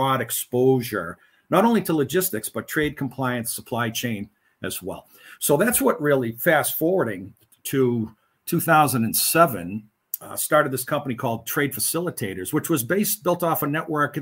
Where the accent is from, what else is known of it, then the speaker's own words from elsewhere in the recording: Lynn, Massachusetts, United States; moved away as an adult; now in Los Angeles, United States; I'm from Lynn, Massachusetts, started in my career in freight forwarding and customs brokerage at my home port of Boston.